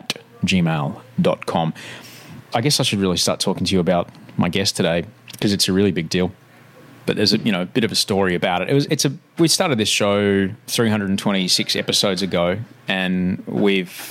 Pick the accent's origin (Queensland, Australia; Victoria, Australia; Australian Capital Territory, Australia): Queensland, Australia; now in Sydney, Australia; I grew up in Queensland